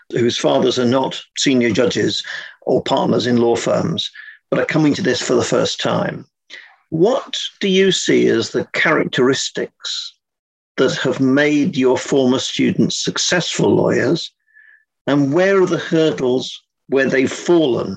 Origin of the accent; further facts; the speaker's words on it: England, United Kingdom; being English, I use slightly different language